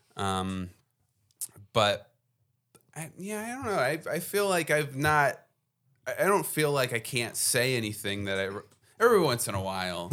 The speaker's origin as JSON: {"language": "English", "region": "New Jersey", "country": "United States", "moved": "as an adult", "lives_now": "Philadelphia, United States", "said": "I come from New Jersey"}